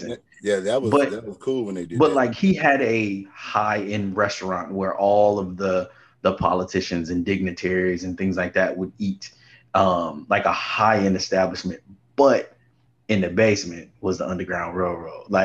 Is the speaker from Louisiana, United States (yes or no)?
yes; New Orleans, Louisiana, United States; born there; also born or lived in Houston; I was born in New Orleans and spent most of my summers back and forth between Houston and New Orleans.